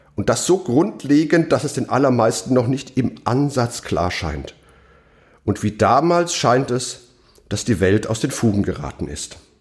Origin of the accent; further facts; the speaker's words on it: Mainz, Rhineland-Palatinate, Germany; meiner Heimatstadt Mainz